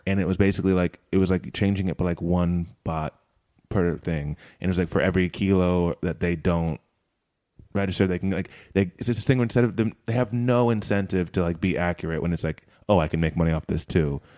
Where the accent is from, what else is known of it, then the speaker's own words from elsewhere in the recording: United States; moved away as an adult; I'm from America